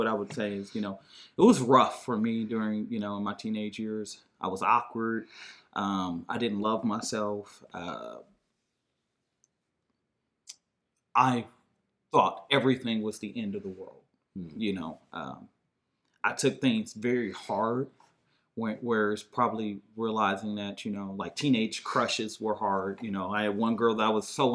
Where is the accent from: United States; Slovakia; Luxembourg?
United States; Detroit, Michigan; moved away; I grew up, my grandma's house was between 7 Mile and Evergreen, so right around the corner